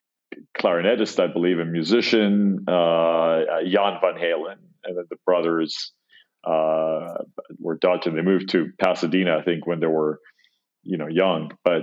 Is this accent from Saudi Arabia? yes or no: no; Cyprus; growing up in Cyprus